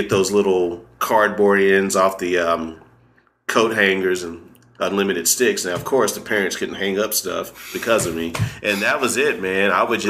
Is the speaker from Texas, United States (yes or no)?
yes; Dallas, Texas, United States; now in Kansas City, United States; Born and raised in Dallas, Texas.